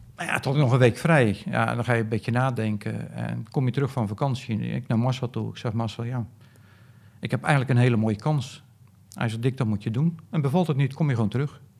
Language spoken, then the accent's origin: Dutch; Netherlands; ik zat er dus als Nederlander